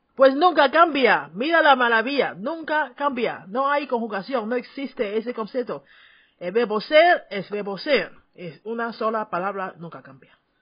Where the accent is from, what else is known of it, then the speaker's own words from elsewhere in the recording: Taiwan; first language Chinese; Spanish is a second language; tu maestra de chino de Taiwán